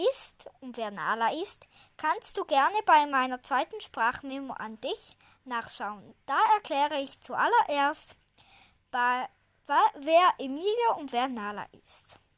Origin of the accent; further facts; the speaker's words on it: Switzerland; Also wir sagen ja Eile mit Weile, weil ja, ich komme ja aus der Schweiz. Eile mit Weile sagt man da so schön.